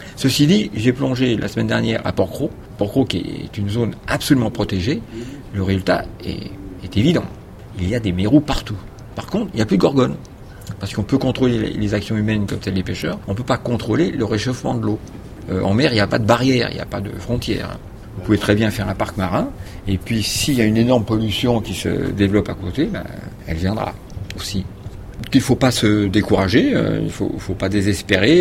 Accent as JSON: {"language": "French", "town": "Paris", "region": "Île-de-France", "country": "France", "tie": "born or raised there", "said": "né à Paris, donc bien loin de la mer, mais sur une île, puisque c'est l'île de la Cité, où il y a Notre-Dame"}